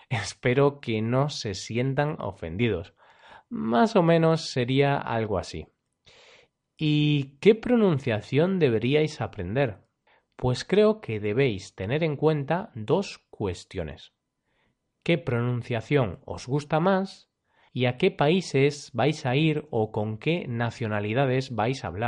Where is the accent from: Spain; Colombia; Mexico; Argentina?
Spain; Por ejemplo, yo, cuando hablo inglés, tengo acento español. Si me escucháis hablando inglés, podréis saber que soy de España.